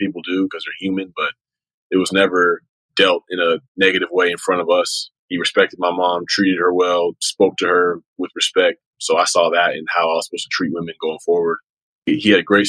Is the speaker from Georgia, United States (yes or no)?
yes; Acworth, Georgia, United States; I grew up in suburban Atlanta, Georgia. It's a town called Ackworth, Georgia, about 30 minutes north of downtown.